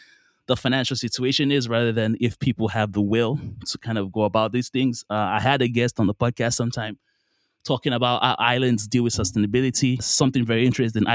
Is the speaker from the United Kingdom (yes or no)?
no; Nigeria; moved away; also born or lived in Qatar; so I'm Nigerian, I'm from Nigeria. I lived there for quite a while, and then my family moved to a country called Qatar in the Middle East.